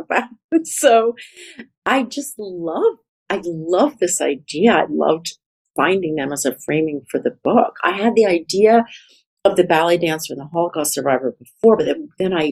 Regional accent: United States; I'm ashamed of being an American often.

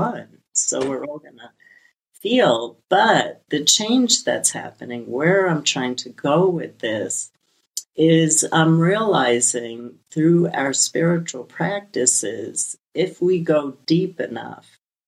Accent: New York City, New York, United States; I come from Brooklyn, an immigrant family, just an amazing amount of tragedy

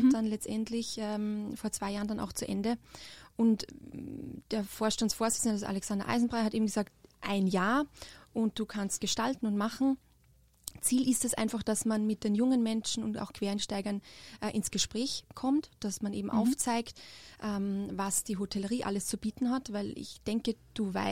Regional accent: Austria; Ähm, also wie ihr hören könnt, ich bin äh, nicht aus Deutschland, ich komme aus Österreich und habe äh, dort eine berufsbildende Schule gemacht, äh, mit Schwerpunkt Tourismus auch.

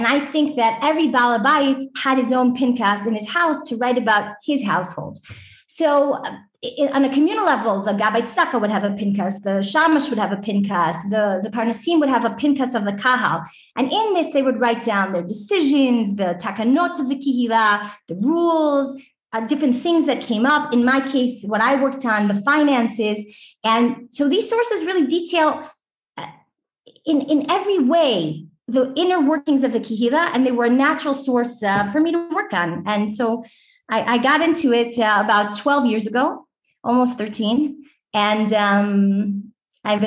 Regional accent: New York City, New York, United States; moved away as an adult; now in Jerusalem, Israel; I grew up in Brooklyn in New York.

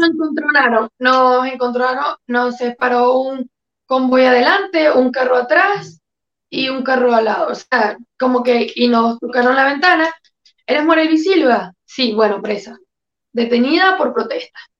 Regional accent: Quíbor, Lara, Venezuela; moved away as an adult; also born or lived in Caracas, Venezuela; now in New York, United States; Yo soy exactamente de Quibor, cerca de Barquisimeto, Estado Lara, Venezuela

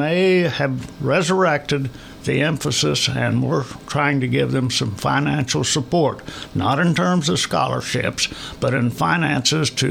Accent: Polk County, Missouri, United States; I am from Polk County and I was in a small school.

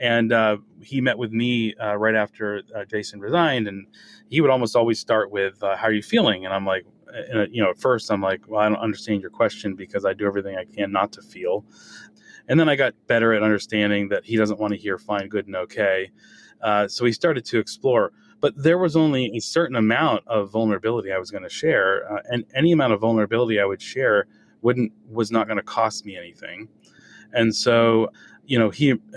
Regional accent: New England, United States; growing up in New England with the parents I had

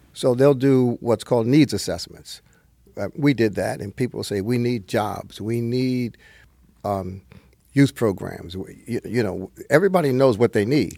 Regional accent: northern New Jersey, United States; also born or lived in Brooklyn, New York; I was born in Brooklyn, but I escaped at an early age to New Jersey.

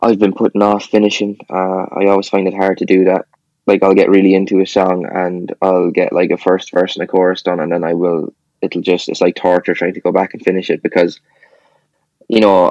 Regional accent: Kilkenny, Leinster, Ireland; I was born here

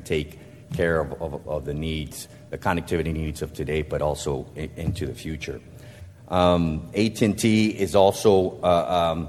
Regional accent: Brownsville, Texas, United States; moved away; I was born in Bronzeville, grew up here

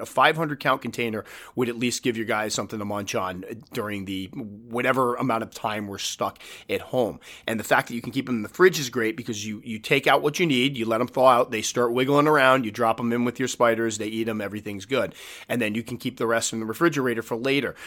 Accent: New England, United States; I'm from New England

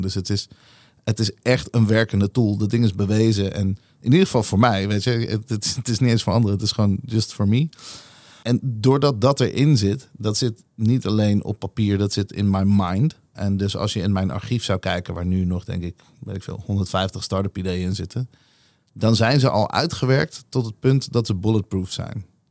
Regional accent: Nieuwegein, Utrecht, Netherlands; also born or lived in Tel Aviv; Ik ben geboren in Tel Aviv en ik, eh, ik groeide op in een super exotische nieuwe

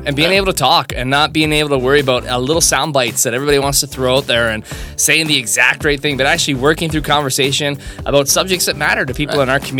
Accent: St. Thomas, Ontario, Canada; I'm local to the area as well. Born and raised St. Thomas. Married, couple kids.

